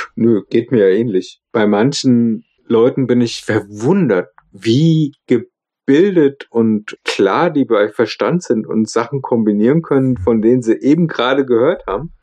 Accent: Germany; accent: German accent (in English); mein Englisch ich stehe zu meinem deutschen Akzent, kultiviere den

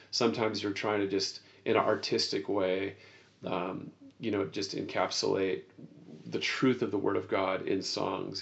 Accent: United States; as an American

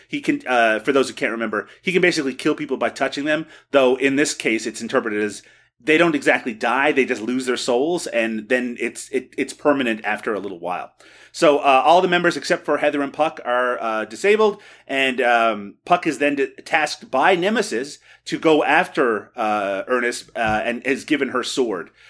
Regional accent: Canada; as a Canadian

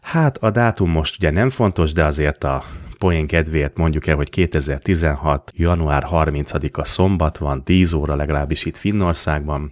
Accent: Budapest, Hungary; Panel dzsungelben nőttem fel palotán, ott is a kőrakás parban

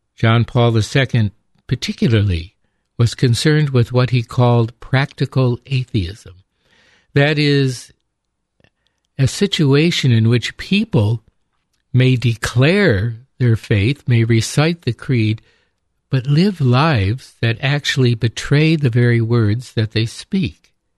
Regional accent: upstate New York, United States; growing up in upstate New York

